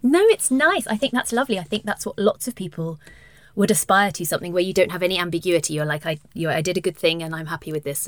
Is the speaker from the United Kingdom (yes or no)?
yes; United Kingdom; now in Denmark; I am British and was raised Catholic